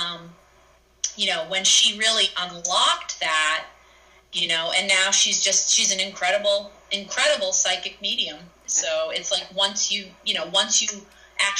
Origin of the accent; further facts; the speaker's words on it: Salem, Massachusetts, United States; growing up in Salem